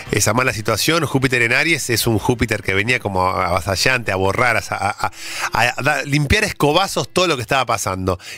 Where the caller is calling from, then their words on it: Banfield, Buenos Aires Province, Argentina; de Banfield, del 13 de noviembre.